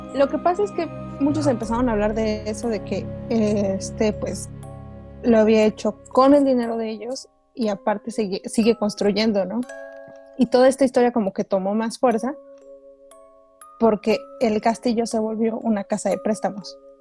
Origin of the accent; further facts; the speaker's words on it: Oaxaca, Mexico; yo nací en Oaxaca